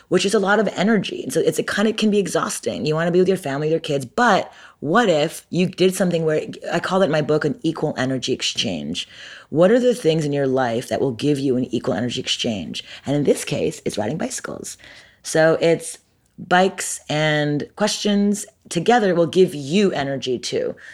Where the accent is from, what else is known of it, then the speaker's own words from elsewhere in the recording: Montreal, Quebec, Canada; moved away as an adult; now in Brooklyn, United States; I'm Canadian. I'm from Montreal, born and raised. I moved to America when I was eighteen